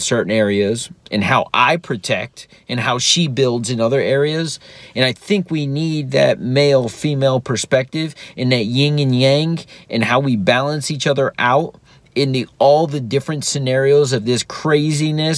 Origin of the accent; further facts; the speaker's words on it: South Florida, United States; I grew up in South Florida, so there's hurricanes.